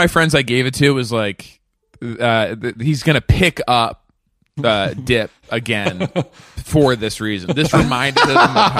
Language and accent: English; Massachusetts, United States; Outside Boston.